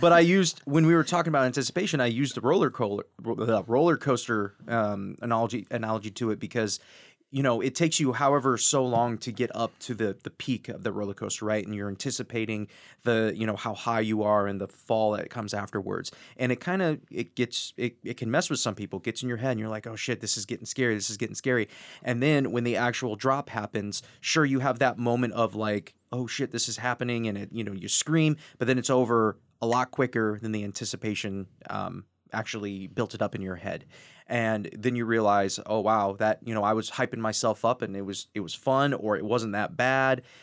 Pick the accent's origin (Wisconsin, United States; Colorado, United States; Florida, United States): Wisconsin, United States; I'm from Wisconsin